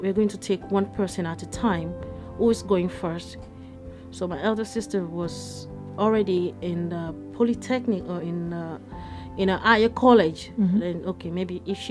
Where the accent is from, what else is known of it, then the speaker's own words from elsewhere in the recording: Ondo, Nigeria; moved away as an adult; now in Luxembourg; I actually grew up in a village in the western part of Nigeria, Ondo State